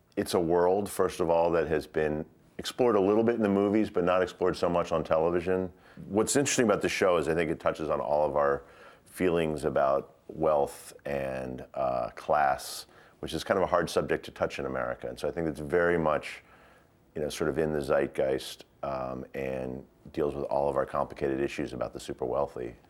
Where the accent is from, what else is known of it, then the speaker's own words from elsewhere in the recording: United States; also born or lived in Glasgow, Scotland; I'm not Scottish. I'm American. I got an American passport.